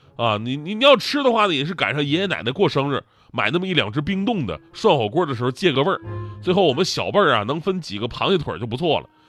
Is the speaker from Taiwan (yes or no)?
no; Northeast China, China; 比我们东北人还生性